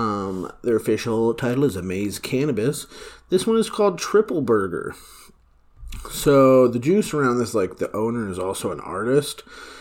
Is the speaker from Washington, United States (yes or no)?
no; Minnesota, United States; I'm from Minnesota